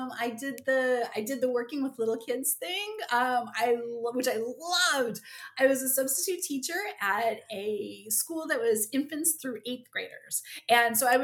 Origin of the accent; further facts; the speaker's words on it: central New Jersey, United States; we're from Jersey. So we're in like beautiful central New Jersey